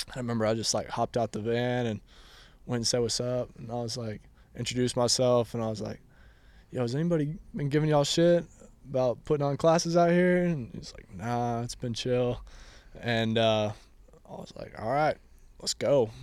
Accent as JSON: {"language": "English", "town": "Austin", "region": "Texas", "country": "United States", "tie": "born or raised there", "said": "I grew up here in Austin"}